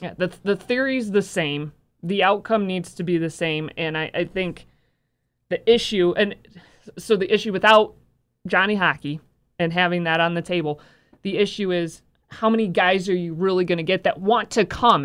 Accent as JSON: {"language": "English", "town": "Bay City", "region": "Michigan", "country": "United States", "tie": "born or raised there", "said": "I grew up in Bay City"}